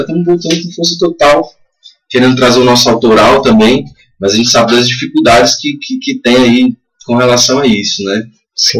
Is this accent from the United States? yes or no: no; Brasília, Federal District, Brazil; a gente é de Brasília